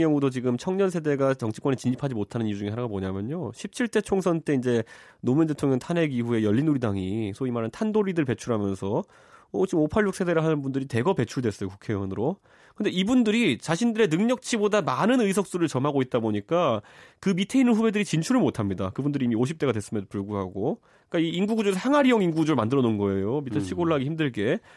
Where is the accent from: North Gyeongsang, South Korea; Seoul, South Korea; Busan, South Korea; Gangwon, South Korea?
Seoul, South Korea; 제가 이제 고향이 서울 상계동인데